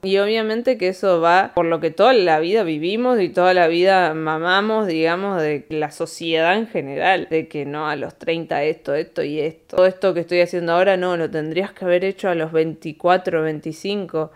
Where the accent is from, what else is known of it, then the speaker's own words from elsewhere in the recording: Argentina; moved away as an adult; also born or lived in Spain / Andorra; cuando nos fuimos de acá, de Argentina para España